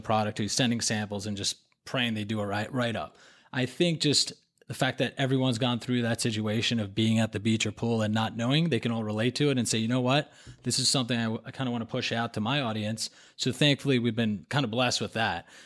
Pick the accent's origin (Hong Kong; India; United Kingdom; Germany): Hong Kong; now in New York, United States; I grew up in Hong Kong